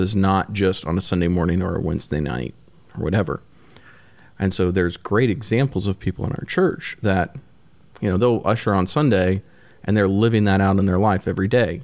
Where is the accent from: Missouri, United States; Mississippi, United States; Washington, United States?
Missouri, United States; I grew up in Missouri, middle of the country.